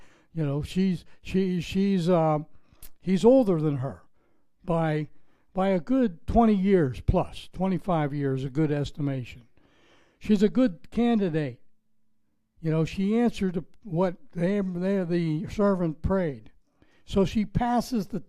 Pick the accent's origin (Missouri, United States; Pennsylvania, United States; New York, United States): Pennsylvania, United States; Pittsburgh; accent: Pittsburgh; moved away as an adult; now in Florida, United States; I'm from Pittsburgh, Pennsylvania. We were pretty friendly when I left there 30 years ago